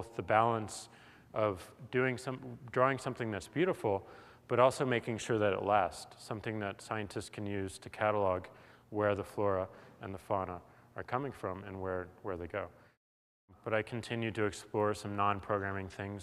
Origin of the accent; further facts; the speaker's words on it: St. Louis, Missouri, United States; moved away; I come from St. Louis, Missouri